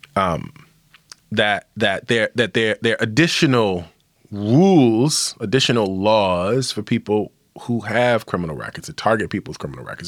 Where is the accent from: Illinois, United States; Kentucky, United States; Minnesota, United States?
Illinois, United States; my home state of Illinois, where Chicago is located